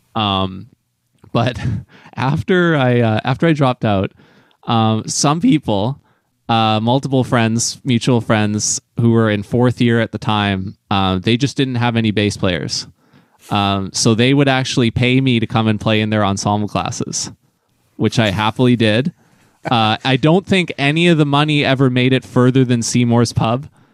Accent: New Westminster, British Columbia, Canada; my close friend in Vancouver jazz, Madeline Elkins, who I grew up with in New West

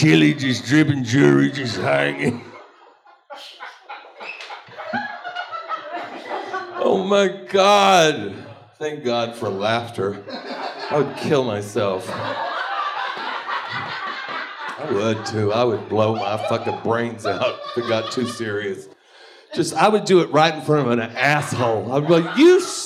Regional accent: Texas, United States; now in Los Angeles, United States; I grew up in Texas. That's horrible. I got away from it

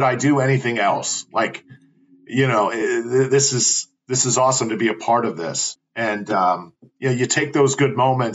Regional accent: Tampa, Florida, United States; my hometown team, the Tampa Bay Rowdies. I actually went to a few games when I was growing up

